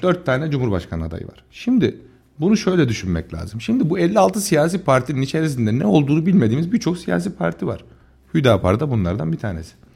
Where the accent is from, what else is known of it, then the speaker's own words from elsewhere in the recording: Tomarza, Kayseri Province, Turkey; ben Tomarza Gülveren'de yetişmiş. Babası burada esnaf olan birisiyim.